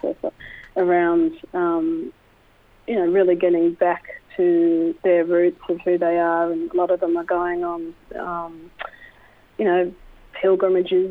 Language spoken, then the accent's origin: English; Melbourne, Victoria, Australia; also born or lived in United States; I was raised in the Melbourne Koori community